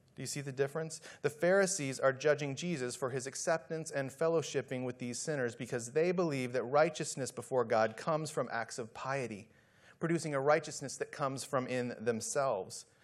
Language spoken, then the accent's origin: English; Midwest, United States; moved away as an adult; also born or lived in Dallas / San Antonio; I was just a kid growing up in the Midwest